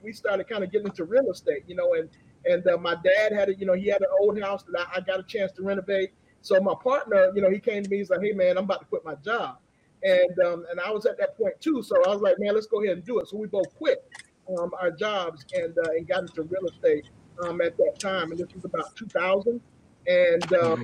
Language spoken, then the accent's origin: English; Atlanta, Georgia, United States; I grew up here in Atlanta, Georgia